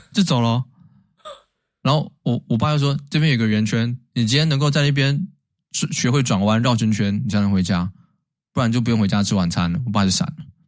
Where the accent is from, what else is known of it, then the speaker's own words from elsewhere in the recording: Taiwan; 也许我们台湾人很多人也有日本的这个DNA在里面